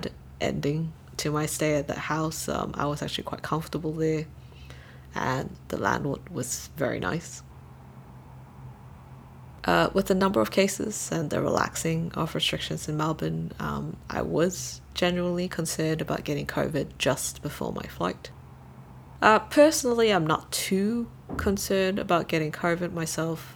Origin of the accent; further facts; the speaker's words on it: Brunei; moved away; also born or lived in Malaysia; as a Malaysian, I can only visit as a tourist and spend about a month here in Brunei. Even though Brunei is my hometown, I was only a legal resident here as a dependent.